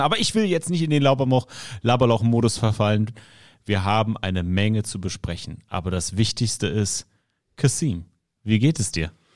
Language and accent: German; Berlin, Germany; als Berliner